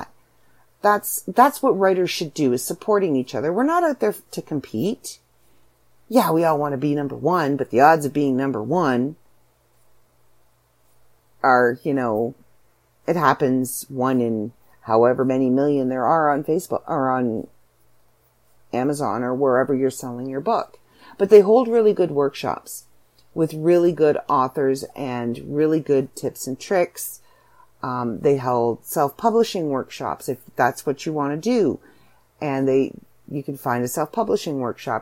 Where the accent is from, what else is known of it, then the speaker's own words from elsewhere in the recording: Canada; accent: Canadian; I'm a Canadian author